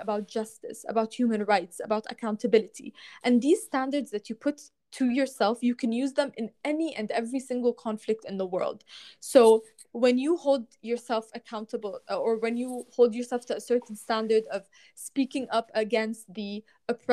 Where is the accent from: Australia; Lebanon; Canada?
Lebanon; growing up in Lebanon